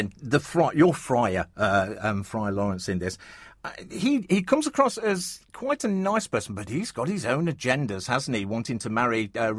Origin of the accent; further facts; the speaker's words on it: Nottingham, East Midlands, United Kingdom; we're from Nottingham, so we're not from Southall or Southwall.